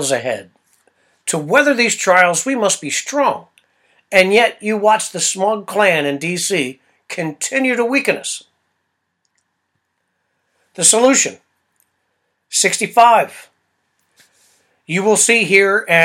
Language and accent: English; United States; I'm an American